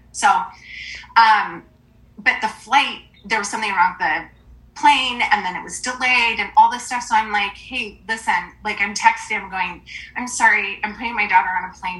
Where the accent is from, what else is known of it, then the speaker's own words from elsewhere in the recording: Forks, Washington, United States; I am from originally from Forks, Washington, so tiny town